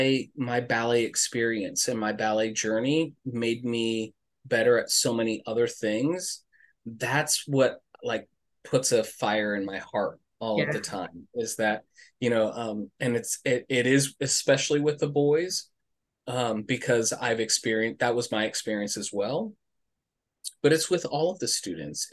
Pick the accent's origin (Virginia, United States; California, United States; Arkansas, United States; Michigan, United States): California, United States; Los Angeles; growing up in Los Angeles, I was a big sports kid